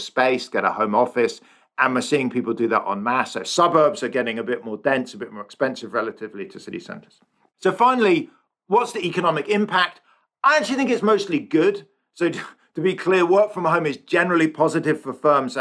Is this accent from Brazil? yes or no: no; England, United Kingdom; now in San Francisco, United States; I'm English or British.